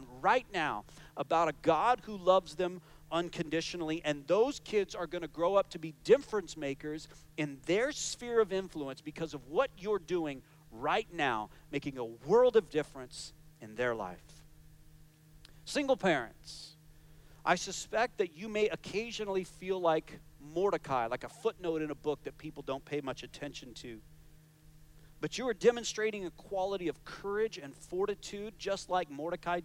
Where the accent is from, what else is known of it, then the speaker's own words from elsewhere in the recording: United States; moved away; my home country of the United States